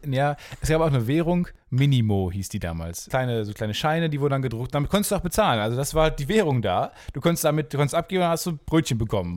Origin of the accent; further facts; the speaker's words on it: Kamen, North Rhine-Westphalia, Germany; die Stadt, wo ich herkomme, heißt Carmen